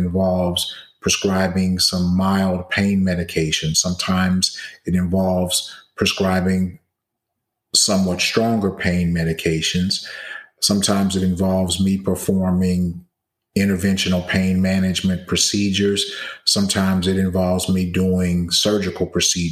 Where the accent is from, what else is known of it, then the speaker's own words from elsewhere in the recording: Baton Rouge, Louisiana, United States; moved away as an adult; also born or lived in Atlanta, Georgia / Nashville, Tennessee / New Orleans, Louisiana / Philadelphia, Pennsylvania; now in Dallas-Fort Worth, United States; Originally, I'm from Baton Rouge, Louisiana